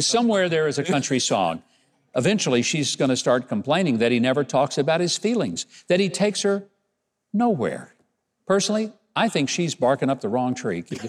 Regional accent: Arkansas, United States; my home state of Arkansas

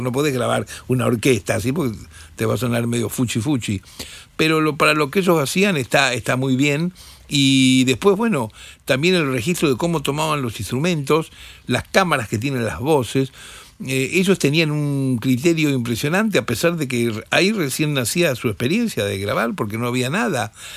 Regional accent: Rosario, Santa Fe, Argentina; moved away; del interior, nosotros, rosarinos

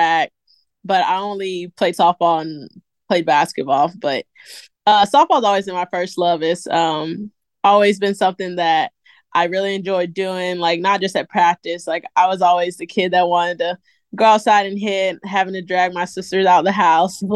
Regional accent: Newnan, Georgia, United States; moved away as an adult; now in Gainesville, United States; I'm from Noonan, Georgia.

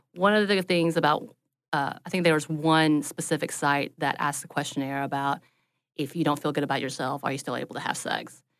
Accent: the South, Southern United States, United States; as a Southerner, I am taught to please others

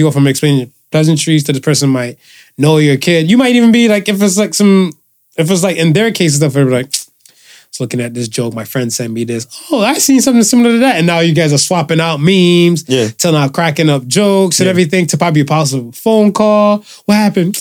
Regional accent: United States; accent: American; also born or lived in Cleveland; now in Toronto, Canada; you're American

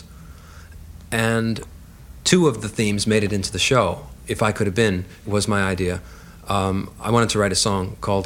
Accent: Long Island, New York, United States; I grew up on Long Island.

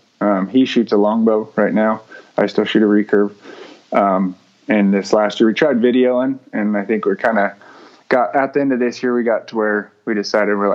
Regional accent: southern Oregon, United States; moved away; we grew up in southern Oregon

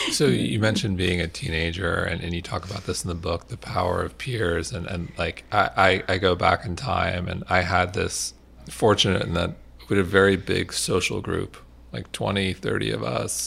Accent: Manhasset, New York, United States; I grew up in Manhasset, Long Island

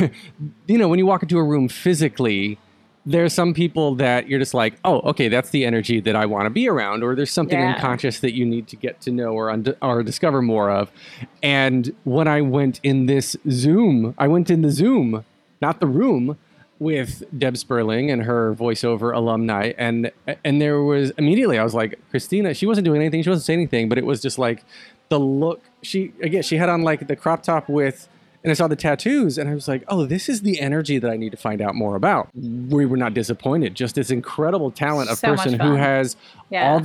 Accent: North Carolina, United States; I grew up in North Carolina in a place where you did not say these words

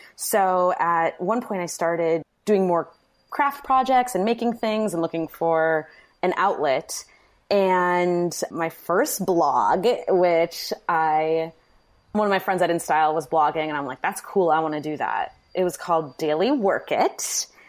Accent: Manitowoc, Wisconsin, United States; moved away as an adult; also born or lived in New York; now in Milwaukee, United States; I'm from Wisconsin, Manitowoc, Wisconsin, which is now kind of an infamous city

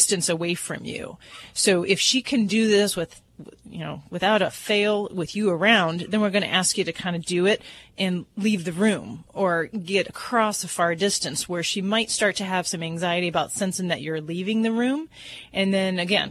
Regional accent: Hammond, Indiana, United States

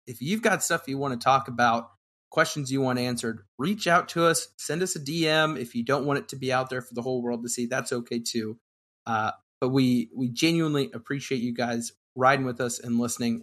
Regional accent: Kentucky, United States; When I was growing up in Kentucky as the only Suns fan I knew

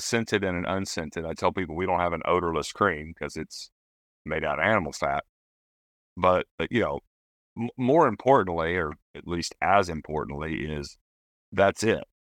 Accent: East Tennessee, United States; moved away as an adult; I'm from East Tennessee originally.

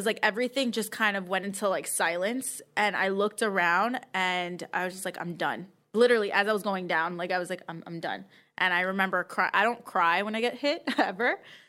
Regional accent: Queens, New York, United States; I am from Queens.

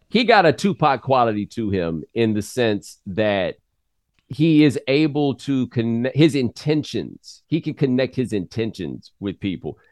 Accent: Houston, Texas, United States; moved away as an adult; also born or lived in Claremont, California; I'm from Houston with that good sprawling metro area

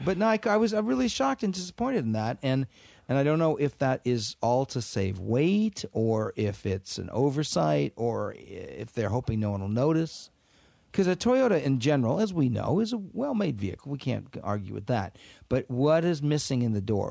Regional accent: Washington, United States; moved away as an adult; growing up in Washington State

